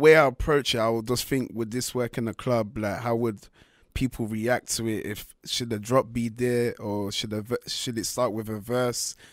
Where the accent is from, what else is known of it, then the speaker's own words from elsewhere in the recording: London, United Kingdom; first language French; I was born and raised in London, so my French is kinda trash